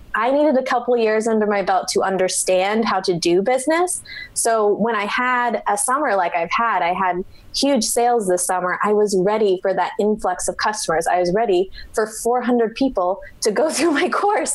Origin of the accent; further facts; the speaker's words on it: Omaha, Nebraska, United States; I work with clients one on one in my hometown of Omaha, Nebraska